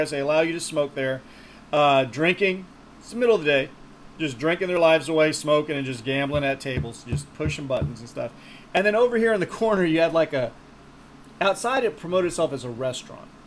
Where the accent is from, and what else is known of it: Texas, United States